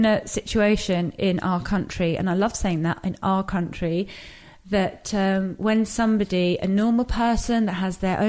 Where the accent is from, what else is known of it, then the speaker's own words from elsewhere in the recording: England, United Kingdom; also born or lived in Iran; this geographical space that I was raised